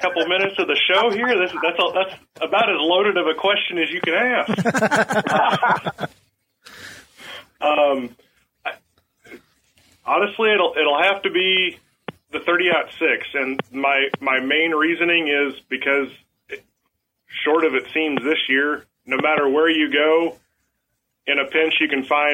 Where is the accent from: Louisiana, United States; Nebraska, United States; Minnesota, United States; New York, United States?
Nebraska, United States; also born or lived in Memphis, Tennessee; now in Missouri, United States; I was born in Memphis, Tennessee. So born in Memphis. I claim Nebraska as home.